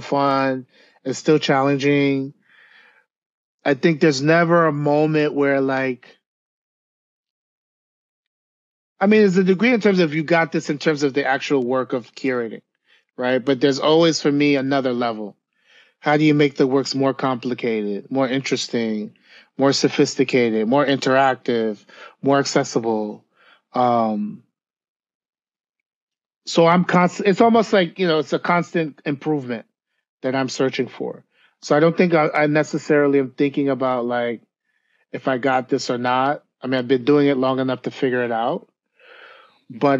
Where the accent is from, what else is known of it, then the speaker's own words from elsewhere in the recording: New York, United States; I grew up in New York